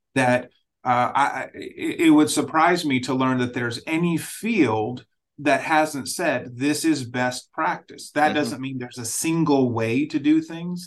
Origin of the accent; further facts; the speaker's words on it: Nigeria; moved away; I grew up in Nigeria, so I grew up in a different setting